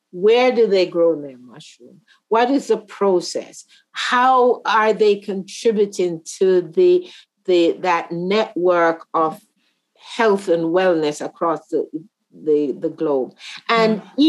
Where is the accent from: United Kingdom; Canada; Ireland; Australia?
Canada; also born or lived in Jamaica; as a Canadian yeah. and as a Jamaican.